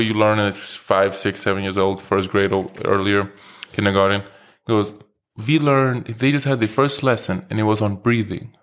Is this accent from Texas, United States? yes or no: no; New York City, New York, United States; growing up in New York